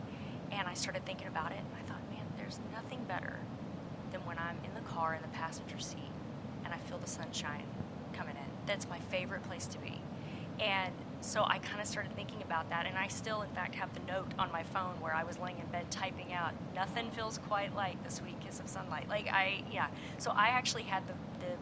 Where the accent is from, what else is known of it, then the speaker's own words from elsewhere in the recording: Missouri, United States; moved away as an adult; now in Nashville, United States; my husband and I, we are high school sweethearts, have been, and we grew up in Missouri